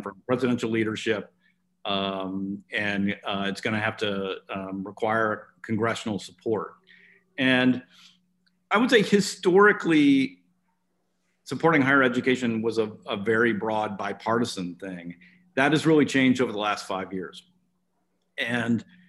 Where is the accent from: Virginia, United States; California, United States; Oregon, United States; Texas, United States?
Oregon, United States; my home state of Oregon